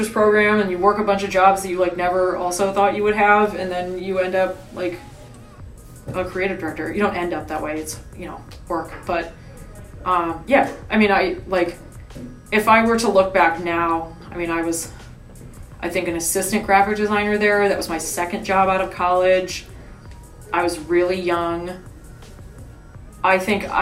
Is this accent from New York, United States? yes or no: no; Cleveland, Ohio, United States; moved away; I'm from Cleveland